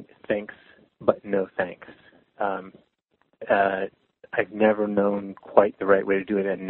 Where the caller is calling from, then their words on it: San Francisco, California, United States; I'm calling from San Francisco